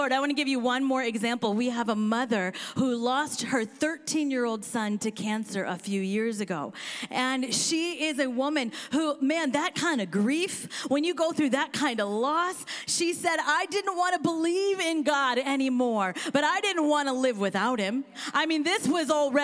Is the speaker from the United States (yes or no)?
yes; Kansas, United States; also born or lived in India; now in Seattle, United States; she actually placed me for adoption with a family that is from Kansas. And I'm from Kansas